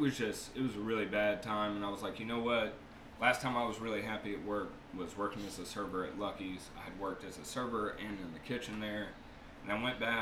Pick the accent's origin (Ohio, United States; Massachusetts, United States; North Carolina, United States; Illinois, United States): North Carolina, United States; Raleigh; I was born and raised right here in Raleigh at Rex Hospital.